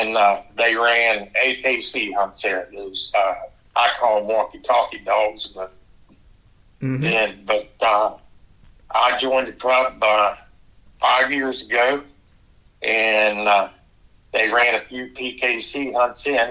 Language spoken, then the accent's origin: English; Waynesburg, Pennsylvania, United States; I'm from Waynesburg, Pennsylvania.